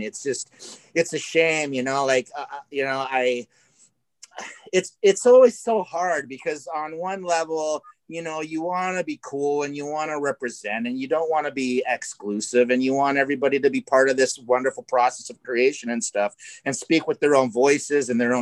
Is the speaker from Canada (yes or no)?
yes; Canada; now in Los Angeles, United States; growing up in Canada, like we all did